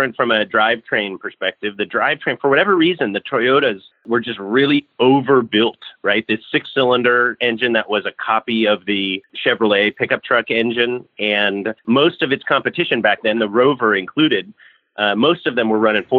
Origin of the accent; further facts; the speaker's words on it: Bay Area, Northern California, United States; I grew up in the Bay Area in Northern California